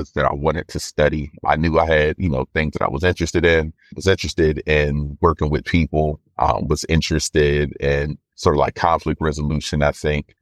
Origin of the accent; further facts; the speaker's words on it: Philadelphia, Pennsylvania, United States; now in Boston, United States; I was born and raised in North Philly to my mom and dad.